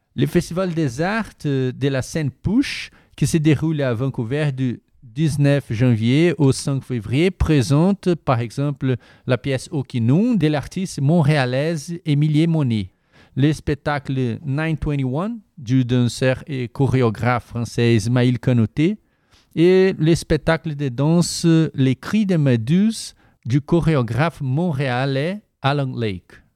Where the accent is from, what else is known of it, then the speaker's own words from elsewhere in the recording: Brazil; French is a second language; moved away as an adult; now in Canada; je viens du Brésil